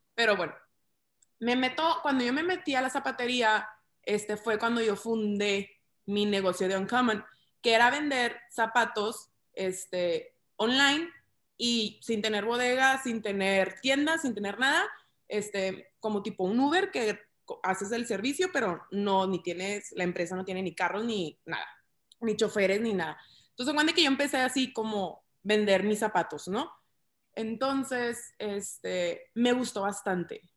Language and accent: Spanish; Ciudad Juárez, Chihuahua, Mexico; also born or lived in Monterrey; soy de Ciudad Juárez, Chihuahua